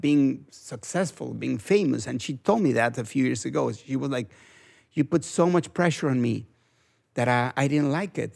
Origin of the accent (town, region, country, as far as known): Mexico; English is a second language